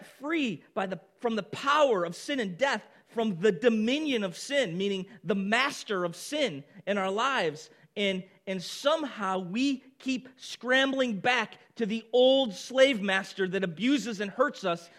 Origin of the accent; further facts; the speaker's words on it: Baldwinsville, New York, United States; moved away as an adult; also born or lived in Boston; We moved back to Baldwinsville, where I had grown up my whole life